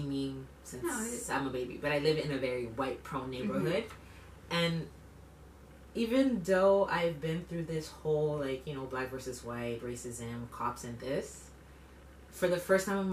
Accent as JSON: {"language": "English", "region": "Quebec", "country": "Canada", "tie": "born or raised there", "said": "born and raised in Quebec, first generation, I'm from here"}